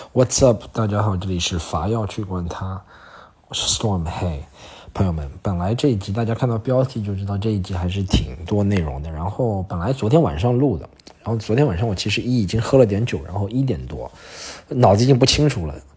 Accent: Shanghai, China; 以前我们作为上海人

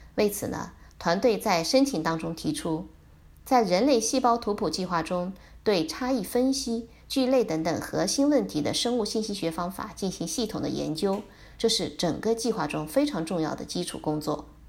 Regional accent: China; 我们中国人

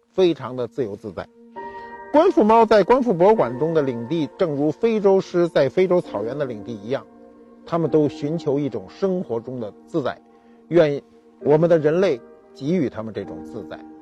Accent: China; 我们中国人

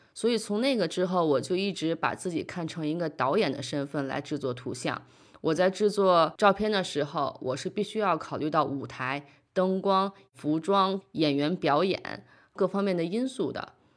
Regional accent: Beijing, China; moved away as an adult; also born or lived in New York; now in Denmark; 从小生活在北京，后来在纽约读书

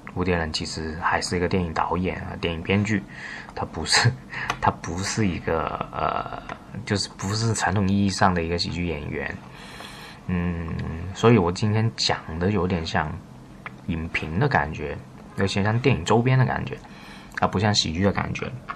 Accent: China; 我们作为大陆人是完全看不懂

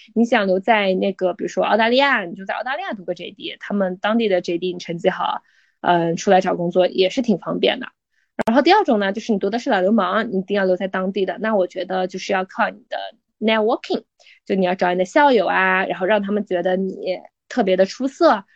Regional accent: China; 我们中国人

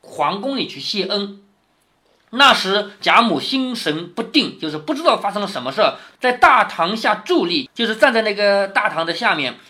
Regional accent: China; 我们中国人一向都讲孝顺

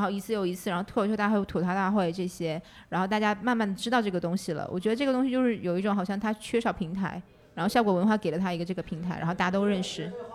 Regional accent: Northeast China, China; now in Xiamen, China; 我是东北人

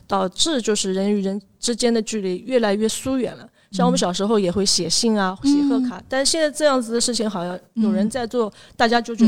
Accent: China; 然后我又是城南长大的，就从小对城南，包括现在都有一份独特的情感在里面。

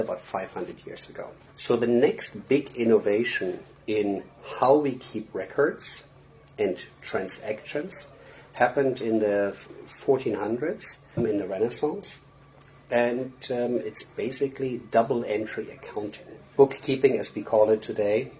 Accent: Germany; moved away as an adult; now in United States; I'm born and raised in Germany, but I moved to the US about, oh my God, 20 something years ago.

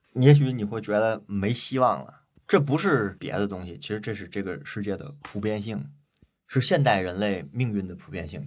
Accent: China; 我们中国人有古话

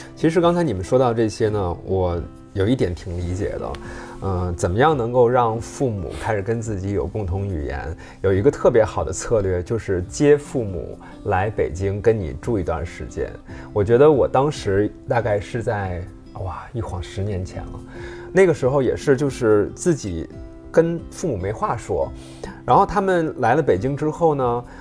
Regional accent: Hebei, China; now in Beijing, China; 我们河北人真的是这样

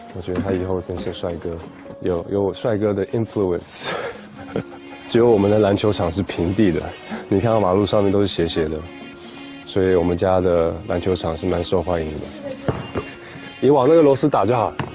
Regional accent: North Vancouver, British Columbia, Canada; moved away; 七年级的时候，Grade Seven，我们就已经买到了一个房子。那其实这个房子就是在北温

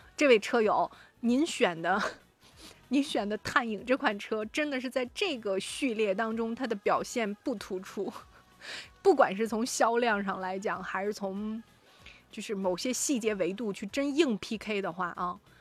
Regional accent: China; 我们中国人

